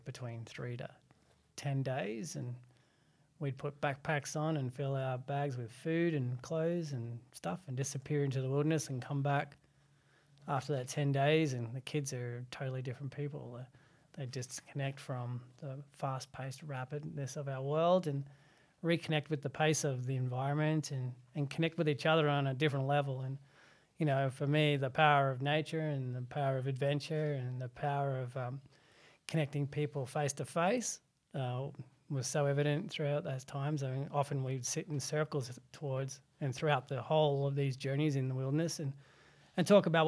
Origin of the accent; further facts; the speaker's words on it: Adelaide, South Australia, Australia; also born or lived in Burra, South Australia; Most of my childhood was spent in predominantly two areas, in the suburbs of the northern suburbs of Adelaide, Salisbury, Parry Hills, up until the age of 10. And then in the small little copper mining town outside of Adelaide, about 2.5 hours outside of Adelaide, called Burra Burra.